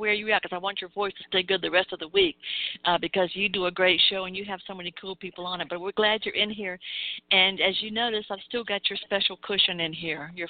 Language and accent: English; American South, United States; accent: Southern; I've also got my not only American but my Southern accent in there with it